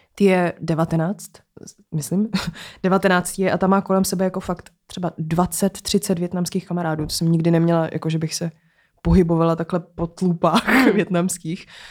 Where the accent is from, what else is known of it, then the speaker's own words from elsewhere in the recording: Prague, Czechia; Vyrůstala jsem na Barandově